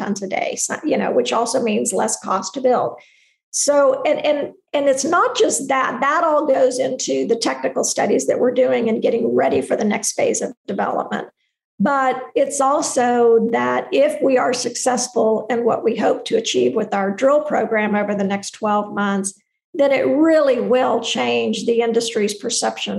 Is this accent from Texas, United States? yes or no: yes; Texas, United States; I'm from Texas